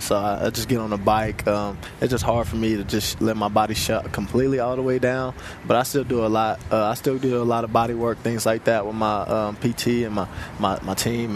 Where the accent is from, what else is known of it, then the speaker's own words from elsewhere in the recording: Kansas City, Missouri, United States; I'm also from Kansas City, Missouri